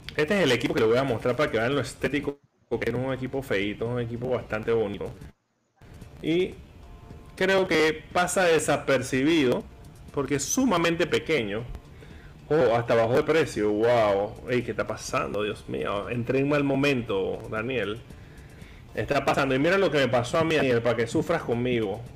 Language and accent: Spanish; Panama; aquí está la belleza de mi país